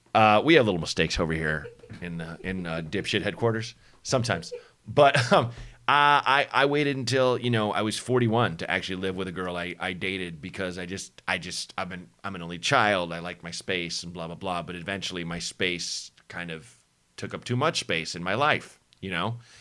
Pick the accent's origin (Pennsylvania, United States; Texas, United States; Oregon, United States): Oregon, United States; Portland; born or raised there; moved away; also born or lived in Chicago